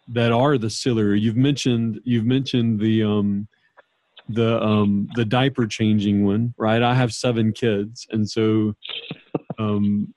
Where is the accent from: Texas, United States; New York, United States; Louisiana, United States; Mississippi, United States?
Louisiana, United States; New Orleans; I grew up in New Orleans